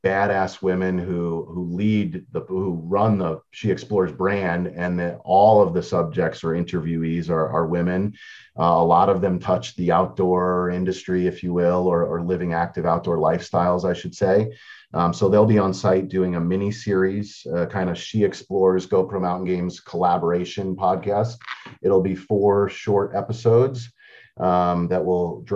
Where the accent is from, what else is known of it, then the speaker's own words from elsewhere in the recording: New York, United States; I grew up in New York